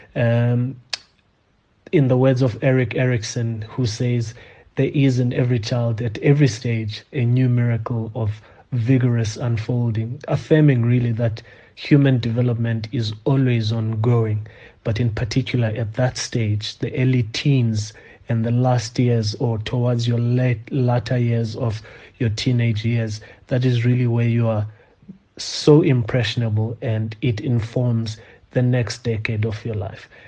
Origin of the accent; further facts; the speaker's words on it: South Africa; As South African men